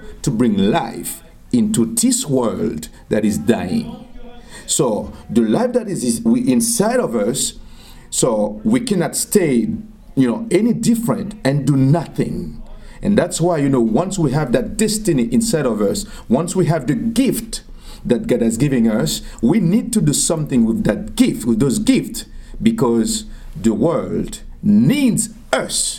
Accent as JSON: {"language": "English", "town": "Arcahaie", "region": "Ouest", "country": "Haiti", "tie": "born or raised there", "also_born_or_lived": "Southeast Haiti (birthplace)", "said": "I am from Haiti. I was born in a place called Tiot. Tiot is in the southeast of Haiti"}